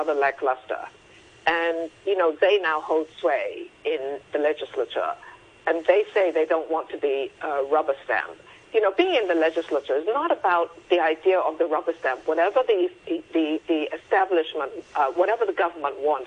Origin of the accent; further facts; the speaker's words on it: Hong Kong; when we were growing up in Hong Kong